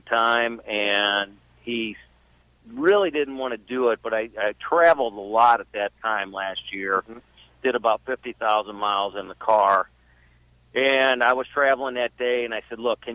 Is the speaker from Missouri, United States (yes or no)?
yes; St. Louis, Missouri, United States; I'm from St. Louis, Missouri